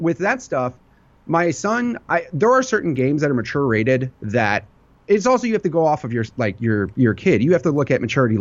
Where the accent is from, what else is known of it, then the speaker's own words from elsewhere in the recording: Rockford, Illinois, United States; I grew up in Rockford, Illinois